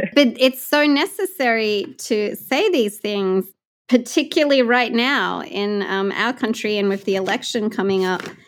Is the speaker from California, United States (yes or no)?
yes; California, United States; my home state of California